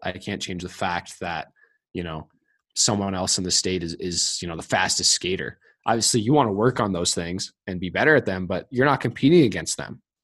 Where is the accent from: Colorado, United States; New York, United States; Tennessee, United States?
Colorado, United States; growing up in Colorado